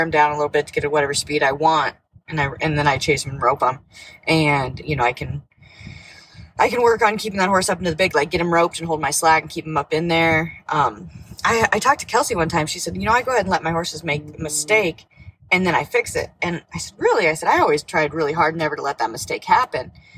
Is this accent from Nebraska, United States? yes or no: yes; Nebraska, United States; I'm from Nebraska. I uh, grew up there